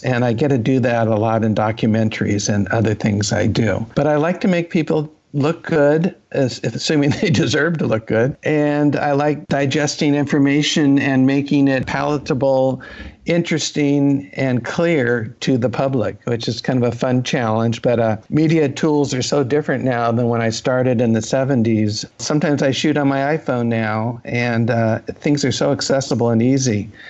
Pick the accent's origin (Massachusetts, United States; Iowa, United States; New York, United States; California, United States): California, United States; Los Angeles; also born or lived in San Francisco / Berkeley; I'm from West Los Angeles.